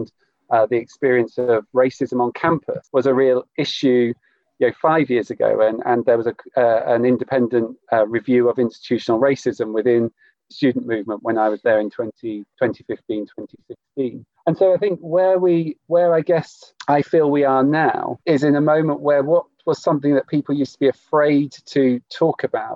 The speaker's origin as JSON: {"language": "English", "area": "Cornwall", "region": "South West England", "country": "United Kingdom", "tie": "born or raised there", "said": "I grew up in Cornwall"}